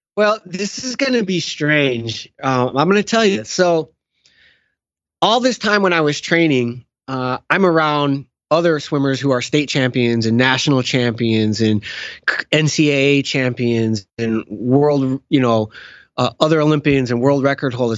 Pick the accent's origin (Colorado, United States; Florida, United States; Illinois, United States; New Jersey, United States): Illinois, United States; outside of Chicago; I was born and raised outside of Chicago.